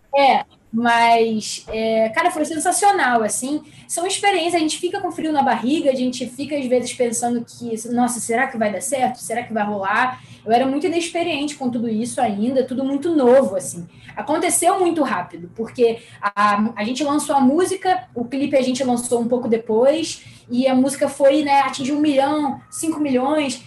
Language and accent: Portuguese; Rio de Janeiro, Brazil; sou carioca da Gema, nascida e criada no Rio